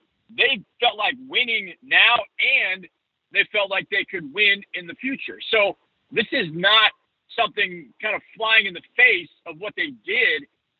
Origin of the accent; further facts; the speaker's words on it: Wisconsin, United States; now in Houston, United States; Before I moved to Houston, I grew up in Wisconsin, so the Packers are my second favorite team. And my parents still live there